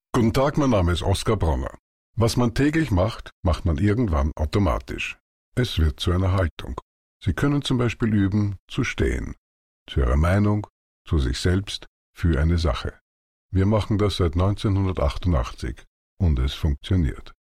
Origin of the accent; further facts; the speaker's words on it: Austria; bei uns in Österreich